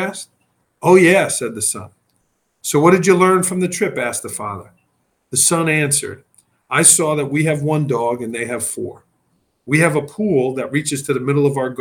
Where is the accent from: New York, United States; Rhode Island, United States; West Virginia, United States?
New York, United States; New York City; moved away; I was from Staten Island, New York. Everything was rushing and busy